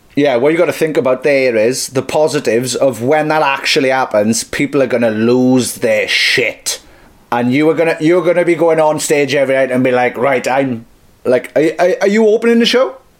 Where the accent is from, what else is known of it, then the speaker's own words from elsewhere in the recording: Merthyr Tydfil, Wales, United Kingdom; I'm from Merthyr Tydfil, where rap doesn't exist yet